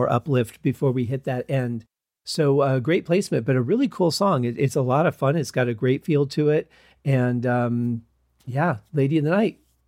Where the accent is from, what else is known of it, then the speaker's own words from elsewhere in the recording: Michigan, United States; moved away as an adult; I was raised in Michigan